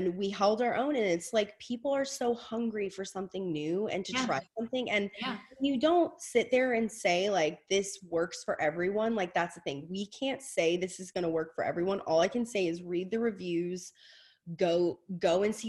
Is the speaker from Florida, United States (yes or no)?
no; Louisiana, United States; I'm from Louisiana. My mother's Southern.